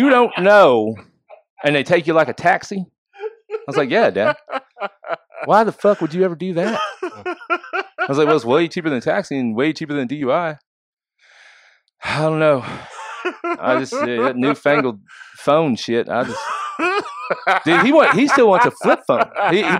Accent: Southern Illinois, United States; moved away; I'm coming from small town, Southern Illinois, town of 500 people playing junior college basketball in the junior college. It's in my hometown

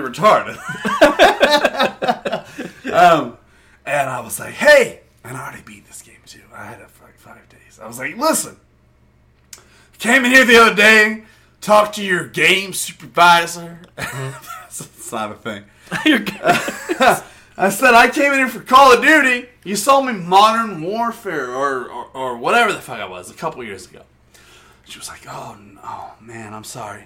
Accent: United States; I'm American

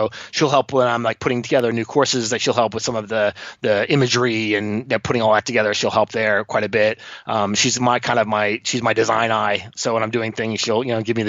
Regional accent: Florida, United States; moved away; also born or lived in Sydney, Australia / New Zealand / Mexico; I grew up on a boat down here in Florida

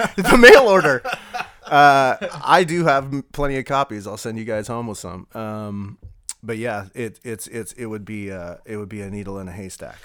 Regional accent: California, United States; also born or lived in Lafayette, California; I came from probably one of the worst water polo programs in, in the state of California out of high school

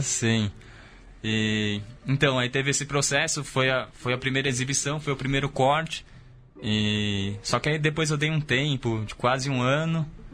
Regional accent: São Paulo, Brazil; eu sou da periferia, né, da cidade, da zona norte, mas eu sempre fui fascinado pelo centro de São Paulo, porque talvez o centro de São Paulo seja exatamente o oposto de onde eu vim

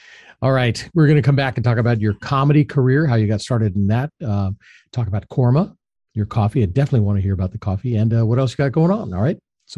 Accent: Los Angeles, California, United States; Good job, LA. I grew up out in LA. I grew up in the Valley. I was a Valley kid.

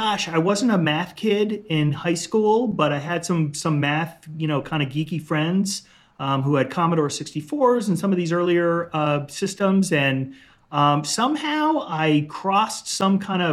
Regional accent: Chicago, Illinois, United States; moved away as an adult; also born or lived in Greenwich, Connecticut / Iowa / Seattle; then my family moved to Chicago, inner city Chicago

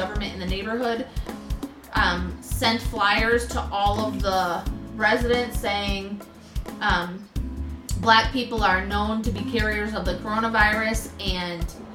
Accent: United States; moved away; also born or lived in Thailand; I was American

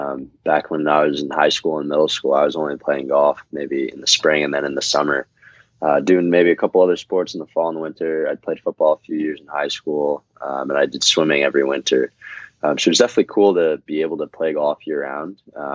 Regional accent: Scarsdale, New York, United States; moved away as an adult; also born or lived in Stanford, California; now in Dallas, United States; I spent most of my life in Scarsdale. I've since moved to Dallas back in February, but my parents still are in Scarsdale, so I still consider Scarsdale home.

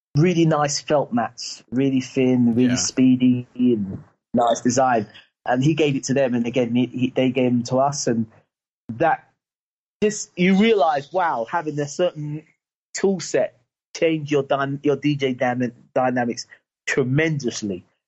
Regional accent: London, United Kingdom; I was from Battersea, up in Clapham Junction

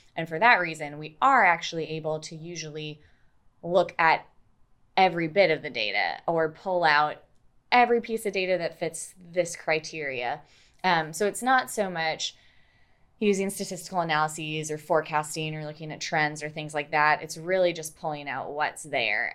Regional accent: Minnesota, United States; moved away as an adult; also born or lived in Pennsylvania; now in Oklahoma, United States; I got my undergraduate degree in geology in my home state of Minnesota

